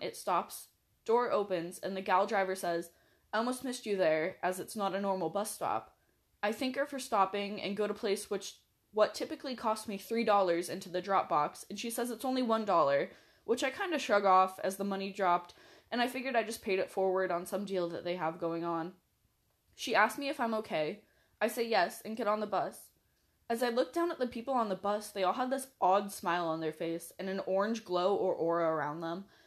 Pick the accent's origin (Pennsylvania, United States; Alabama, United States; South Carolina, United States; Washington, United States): Washington, United States; I'm from Washington